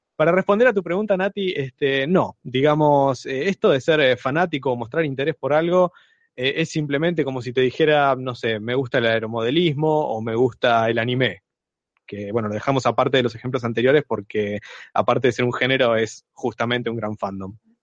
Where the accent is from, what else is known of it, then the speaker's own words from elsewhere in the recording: Trelew, Chubut, Argentina; soy de Trelew, provincia de Chubut.